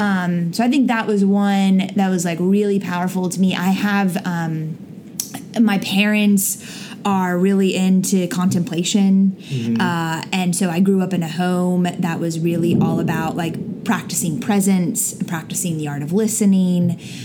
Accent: Florida, United States; moved away; I'm from Florida

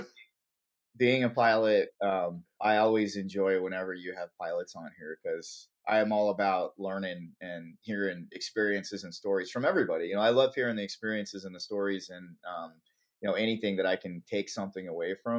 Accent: Las Vegas, Nevada, United States; also born or lived in California; I was born in California, but we moved to Vegas when I was really young, basically like 4. And so I was basically considered born and raised in Vegas. So I grew up there

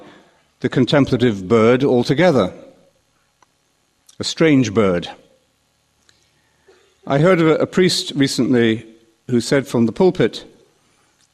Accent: London, United Kingdom; When I was a young boy growing up in London, I used to walk to Portobello Market

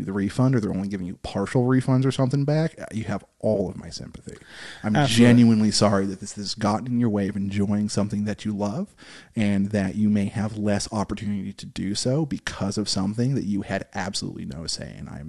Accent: United States; You know, you're American, I'm American. We don't have royalty out here.

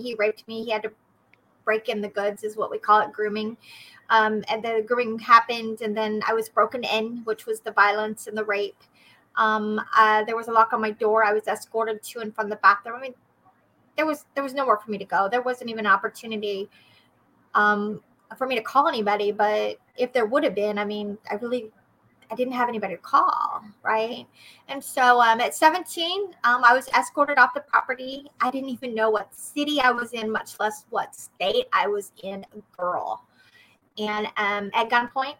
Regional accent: Oklahoma, United States; now in Missouri, United States; I am from Oklahoma originally. However, I have been in Missouri

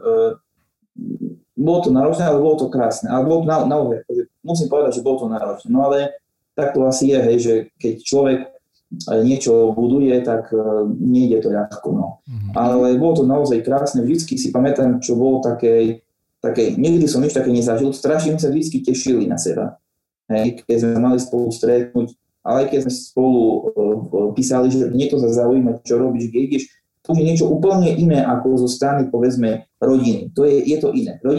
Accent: Spišská Nová Ves, Košice Region, Slovakia; first language Slovak; also born or lived in Prešov

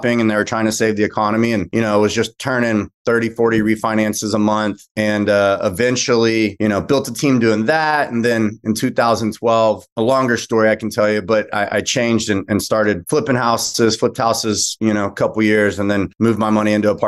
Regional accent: Austin, Texas, United States; also born or lived in Lubbock, Texas / Houston, Texas; now in Dallas, United States; I live in DFW. I'm a Texan, grew up in Austin

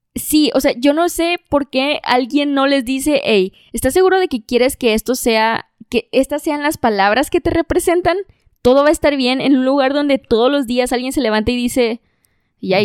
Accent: Monterrey, Nuevo León, Mexico

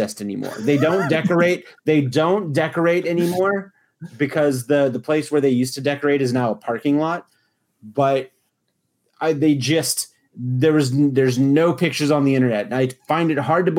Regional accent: Houma, Louisiana, United States; in my hometown in Louisiana, the hospital, Terrebonne Medical General Medical Center

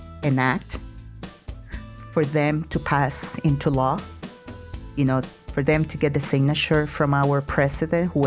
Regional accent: Puerto Rico; now in El Paso, United States; I did not born in El Paso. I am originally from Puerto Rico

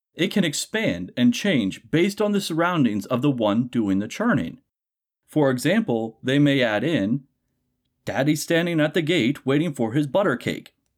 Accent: Appalachia, United States; as an Appalachian myself

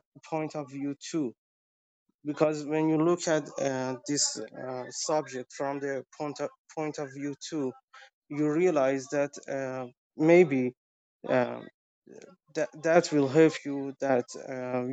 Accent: Tehran, Tehran Province, Iran; I'm from Tehran, the capital of Iran right now

